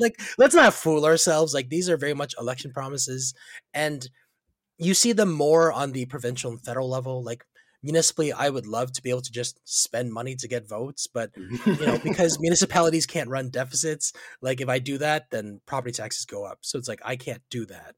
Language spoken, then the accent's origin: English; Markham, Ontario, Canada; now in Ajax, Canada; I grew up in Markham